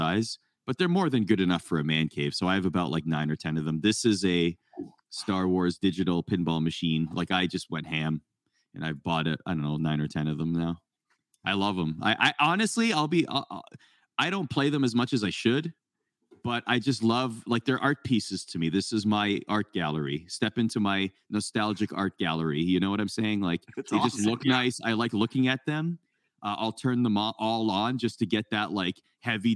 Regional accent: Canada; I grew up in Canada

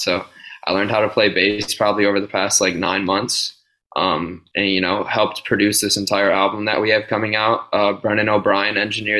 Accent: Pittsburgh, Pennsylvania, United States; Skate shop I grew up with in Pittsburgh, or that I worked at.

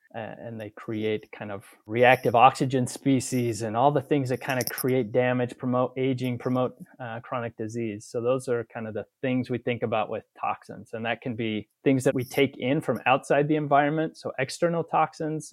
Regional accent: Utah, United States; also born or lived in Chicago / Texas; I'm from Utah

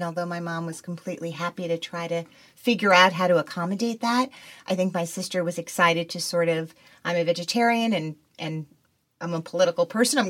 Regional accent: Teaneck, New Jersey, United States; I grew up in Teaneck, New Jersey.

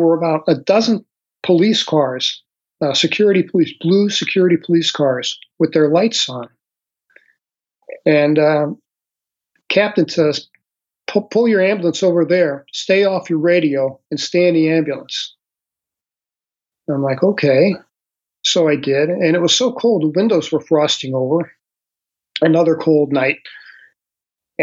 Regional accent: St. Louis, Missouri, United States; moved away as an adult; I grew up in St. Louis City.

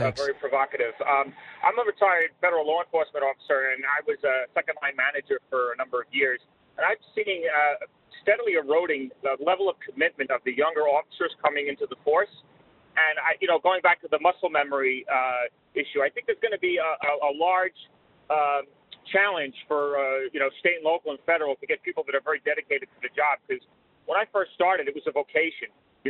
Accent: New York, United States; now in Florida, United States; even though I live in Florida, I'm from New York formerly

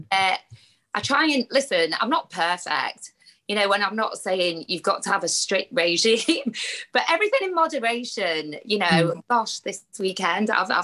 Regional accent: United Kingdom; I've just grown as a British Asian girl

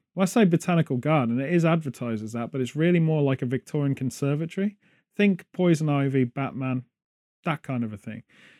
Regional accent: United Kingdom; The closest thing Americans have to jelly, being British, is jello

